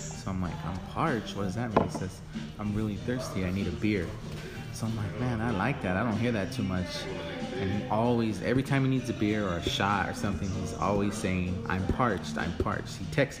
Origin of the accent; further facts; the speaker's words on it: Rosemead, California, United States; moved away as an adult; also born or lived in El Monte / Whittier / Alhambra; now in Rialto, United States; But to me, home is Rosemead, San Gabriel Valley, bro.